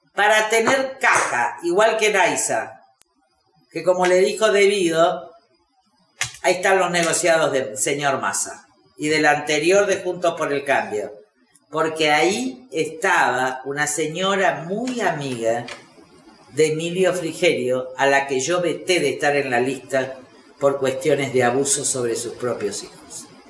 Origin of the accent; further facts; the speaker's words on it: Argentina; como argentinos